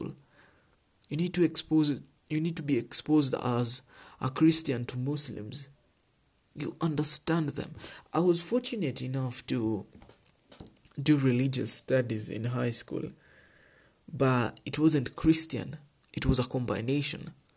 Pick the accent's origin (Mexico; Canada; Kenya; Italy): Kenya